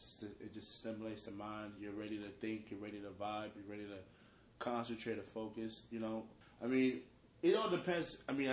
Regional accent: Miramar, Florida, United States; We're from West Miramar. Like, the hometown.

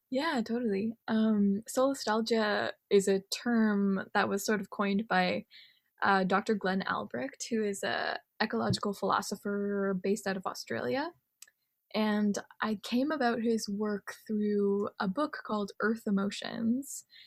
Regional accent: Canada; being Japanese Canadian

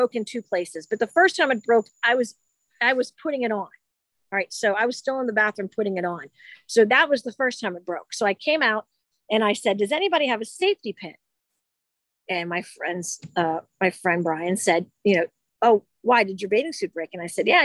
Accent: Pittsburgh, Pennsylvania, United States; in Pittsburgh tonight, which is coincidental, my hometown

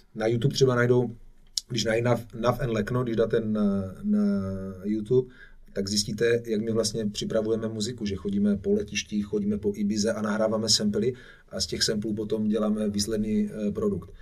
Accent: Czechia; also born or lived in Ibiza; super český DJ

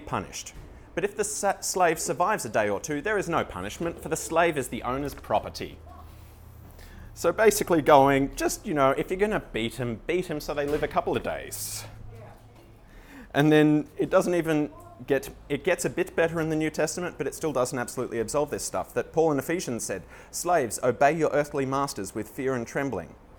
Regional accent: Australia

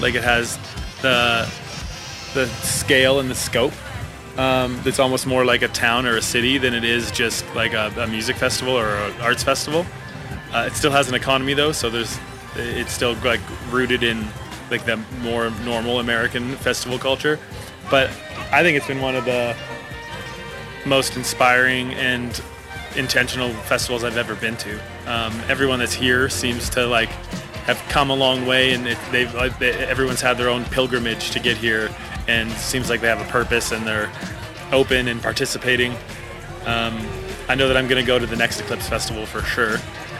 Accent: Denman Island, British Columbia, Canada; I'm a filmmaker from Denman Island, BC.

